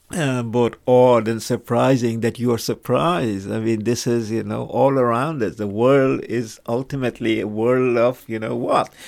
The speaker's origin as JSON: {"language": "English", "country": "India", "moved": "yes", "said": "I come from India"}